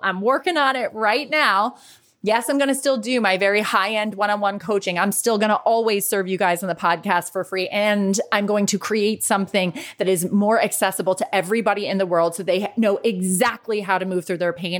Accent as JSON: {"language": "English", "country": "United States", "tie": "born or raised there", "also_born_or_lived": "Dublin, Ireland / New York City", "moved": "yes", "said": "as an American kid"}